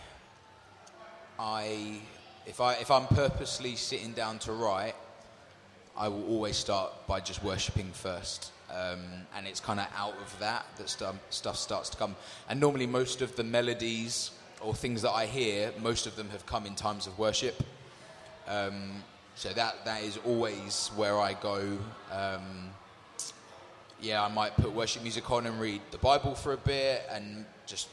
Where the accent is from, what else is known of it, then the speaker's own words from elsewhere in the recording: London, United Kingdom; So we're from London. I'm used to seeing concrete buildings